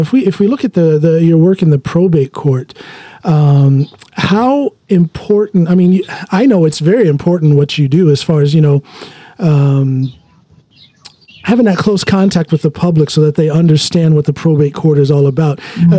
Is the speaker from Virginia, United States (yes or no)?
no; Norton, Ohio, United States; also born or lived in Akron, Ohio; I'm born and raised in Ohio, specifically Norton. I was born in Akron, but raised in Norton.